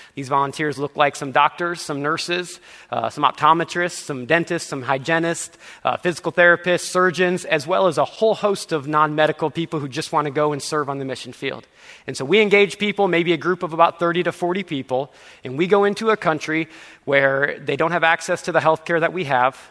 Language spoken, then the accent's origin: English; Nebraska, United States; moved away as an adult; I grew up in Nebraska.